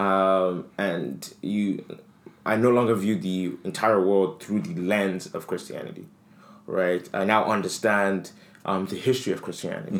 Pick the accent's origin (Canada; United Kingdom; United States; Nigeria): Nigeria; we come from Nigeria